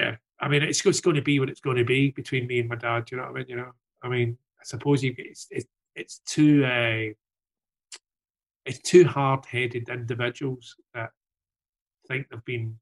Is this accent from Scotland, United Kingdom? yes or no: yes; Glasgow, Scotland, United Kingdom; now in London, United Kingdom; I got the business savvy for Glasgow. I got the never give in part for Glasgow.